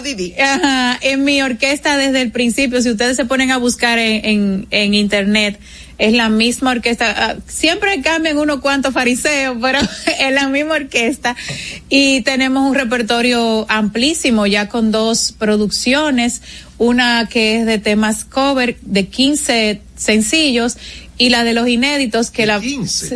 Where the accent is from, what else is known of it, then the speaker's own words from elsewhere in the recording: Dominican Republic; es lo que nos identifica como, como, como dominicanos